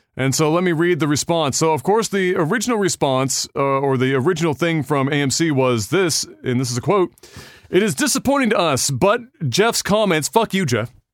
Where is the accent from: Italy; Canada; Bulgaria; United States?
Canada; as a Canadian